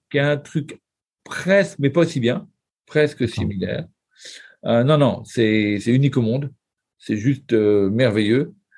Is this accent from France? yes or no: yes; France; accent: Frenchie; avec mon accent de Frenchie